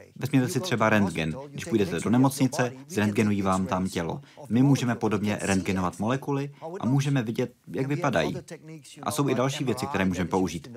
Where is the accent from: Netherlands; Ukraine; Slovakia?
Netherlands; Já jsem samozřejmě z Nizozemska